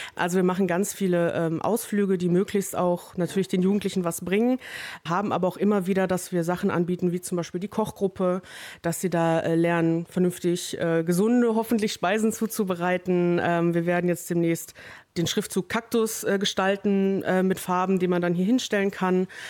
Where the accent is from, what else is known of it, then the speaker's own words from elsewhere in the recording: Wesel, North Rhine-Westphalia, Germany; ich komme aus Wesel